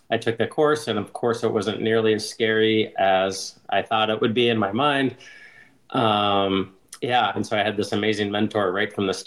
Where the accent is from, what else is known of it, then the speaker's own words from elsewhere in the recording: Alaska, United States; moved away as an adult; also born or lived in Pennsylvania; now in Seattle, United States; I grew up in Alaska